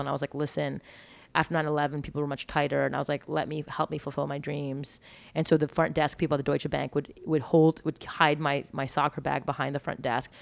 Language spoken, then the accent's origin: English; Montreal, Quebec, Canada; moved away as an adult; I grew up eating clean in Montreal